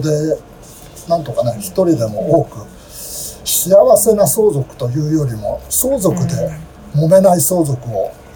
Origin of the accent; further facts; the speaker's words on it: Nakano, Tokyo, Japan; 東京生まれ東京育ち